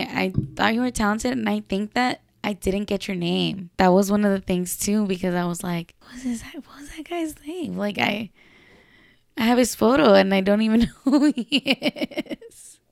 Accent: Los Angeles, California, United States; I'm from Los Angeles, California

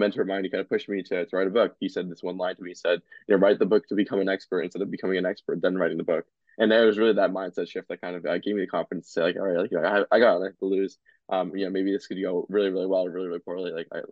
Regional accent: New Jersey, United States; I grew up in New Jersey my entire life and go to school and everything in Jersey

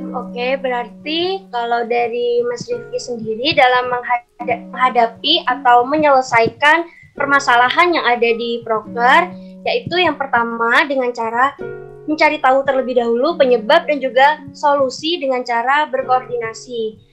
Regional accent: Jember, East Java, Indonesia; Aku asli dari kota Jember

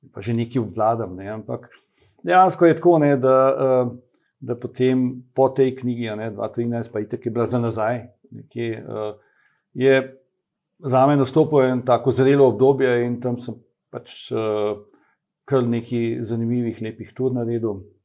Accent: Ljubljana, Slovenia; moved away as an adult; now in Kamnik, Slovenia; jaz sem pač Ljubljančan, bil ne, zdaj sem že dolg časa v, kam, v Kamniku

